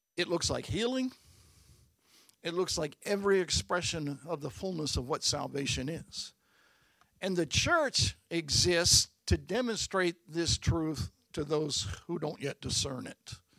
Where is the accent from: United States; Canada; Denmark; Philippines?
United States; Baltimore, Maryland; I was born at Bon Secours Hospital in Baltimore.